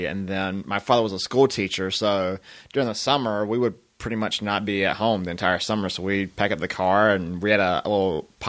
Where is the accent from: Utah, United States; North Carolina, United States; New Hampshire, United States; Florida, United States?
North Carolina, United States; Graham; It's one exit on I-85 and. I think if you blink and you miss it, that phrase actually originated in my hometown.